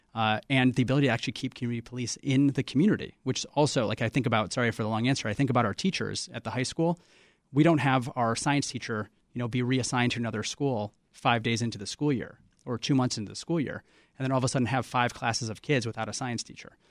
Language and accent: English; Chicago, Illinois, United States; I'm born and raised in Chicago, like so many generations of my family before me